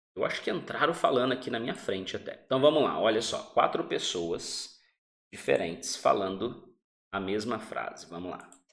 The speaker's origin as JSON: {"language": "Portuguese", "country": "Brazil", "said": "Nós somos do Brasil"}